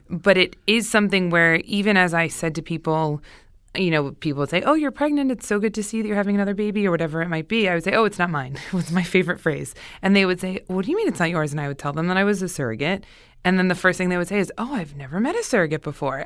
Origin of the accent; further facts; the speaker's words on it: Pennsylvania, United States; also born or lived in Boston; now in Los Angeles, United States; Originally from Pennsylvania.